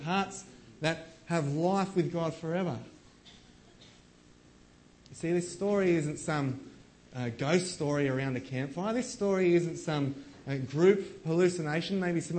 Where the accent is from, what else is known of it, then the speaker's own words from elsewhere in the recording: Australia; as Aussie blokes